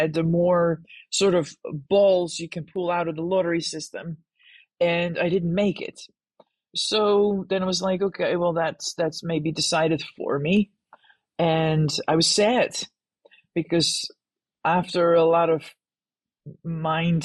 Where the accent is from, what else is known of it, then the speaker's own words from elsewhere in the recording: Netherlands; moved away; I grew up in the Netherlands